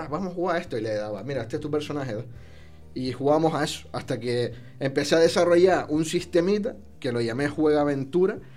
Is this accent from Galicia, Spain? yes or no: no; Canary Islands, Spain; now in Mexico; Pues Islas Canarias